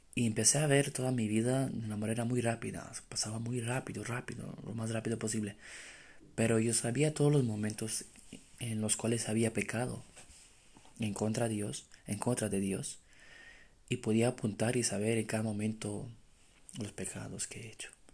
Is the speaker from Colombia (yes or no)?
no; Romania; moved away as an adult; now in Spain; soy de Rumanía